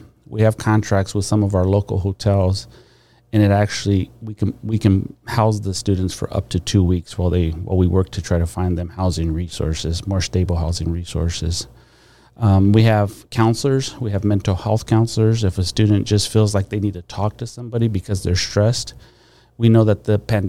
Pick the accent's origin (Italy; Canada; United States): United States; San Diego, California; I was born and raised in Barrio Logan.